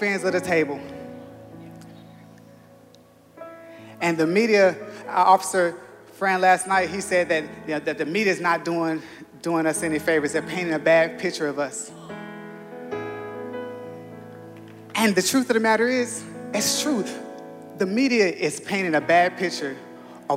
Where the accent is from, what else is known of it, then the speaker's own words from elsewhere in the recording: Los Angeles, California, United States; Growing up in South Central Los Angeles in Crenshaw